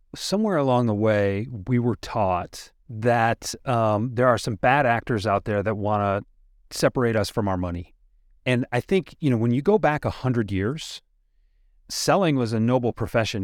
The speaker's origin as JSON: {"language": "English", "town": "Detroit", "region": "Michigan", "country": "United States", "said": "I'm from Detroit, Henry Ford's kinda big around here"}